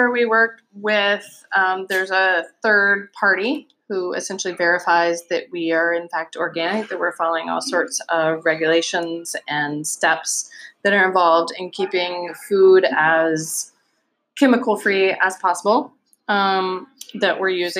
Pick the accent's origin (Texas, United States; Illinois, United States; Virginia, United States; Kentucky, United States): Virginia, United States; Virginia Beach; accent: Southern; also born or lived in Norfolk, Virginia / North Carolina; now in Michigan, United States; So I was born in Norfolk, Virginia. My dad was a Navy man. Raised in Virginia Beach, Virginia.